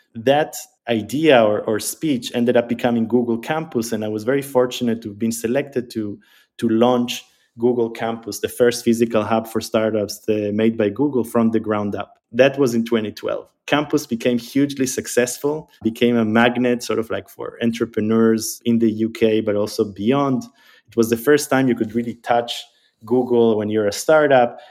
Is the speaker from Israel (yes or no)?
yes; Israel; also born or lived in Argentina; So I grew up in Israel. Uh, I was born in Argentina, but I grew up in Israel. I moved to Israel when I was eight years old.